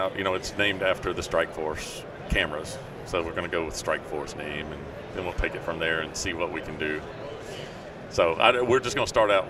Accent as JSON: {"language": "English", "region": "Tennessee", "country": "United States", "said": "I'm from Tennessee."}